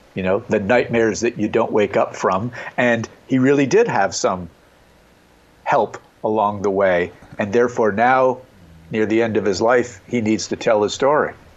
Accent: Montreal, Quebec, Canada; growing up in Montreal, Canada

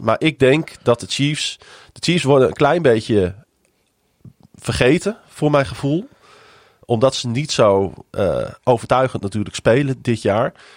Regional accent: Netherlands; dat we uit Nederland kwamen

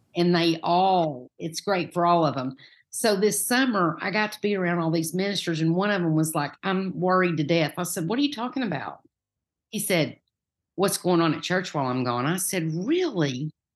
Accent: Farragut, Tennessee, United States; now in Knoxville, United States; I grew up in Farragut. Most people in Farragut don't have this accent

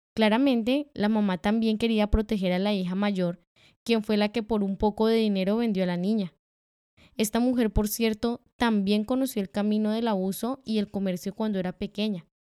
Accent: Colombia; Nosotras como colombianas

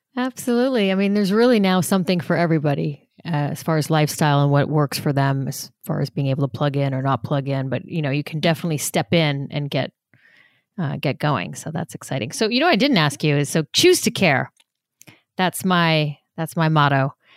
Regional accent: Los Angeles, California, United States; also born or lived in New York; I was born in New York, but I grew up in Los Angeles

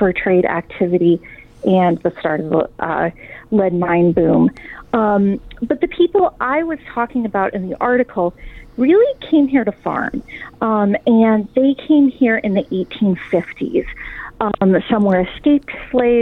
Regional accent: Galena, Illinois, United States; I'm from Galena, Illinois, which is right across the border

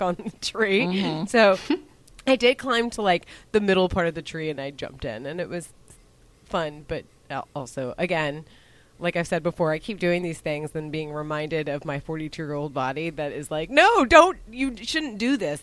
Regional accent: Dallas, Texas, United States; I grew up in Dallas.

